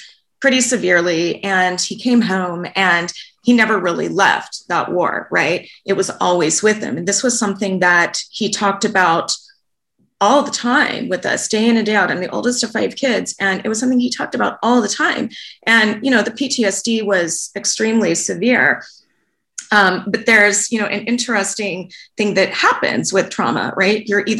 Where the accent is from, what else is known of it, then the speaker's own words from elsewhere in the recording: Los Angeles, California, United States; now in Vancouver, Canada; A woman who's a parent at my son's school in Los Angeles, I'm in Vancouver now, but we're from Los Angeles.